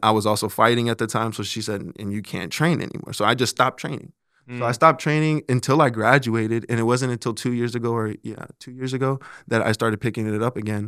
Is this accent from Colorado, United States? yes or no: yes; Colorado, United States; now in Omaha, United States; I'm originally from Colorado